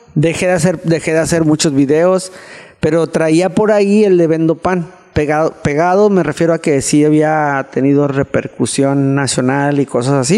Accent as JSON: {"language": "Spanish", "country": "Mexico", "said": "estaba pasando como buen mexicano"}